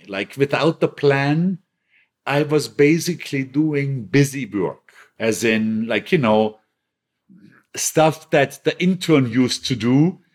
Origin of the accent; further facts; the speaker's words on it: Bregenz, Vorarlberg, Austria; moved away; my hometown in Bregenz